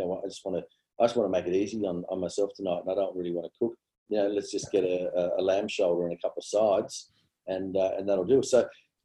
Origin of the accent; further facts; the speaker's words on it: Sydney, New South Wales, Australia; also born or lived in Tamworth, New South Wales; I pretty much did my sort of, you know, schooling years out west.